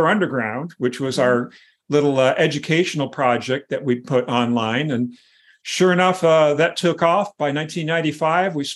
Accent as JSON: {"language": "English", "region": "Michigan", "country": "United States", "tie": "born or raised there", "said": "I grew up in Michigan"}